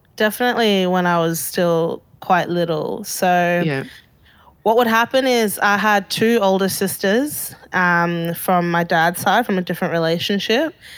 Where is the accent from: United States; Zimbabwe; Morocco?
Zimbabwe; Harare; also born or lived in Bulawayo, Zimbabwe; now in Melbourne, Australia; from five onwards, we were in Harare because my dad had started a business there